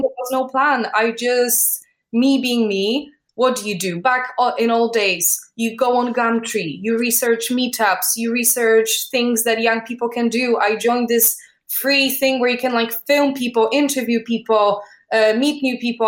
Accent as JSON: {"language": "English", "country": "Poland", "tie": "born or raised there", "moved": "as an adult", "lives_now": "London, United Kingdom", "said": "I was born in Poland."}